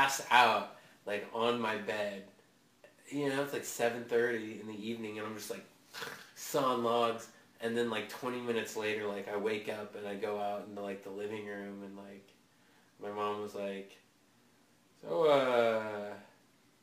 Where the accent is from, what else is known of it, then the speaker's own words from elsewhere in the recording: Eugene, Oregon, United States; We grew up in Eugene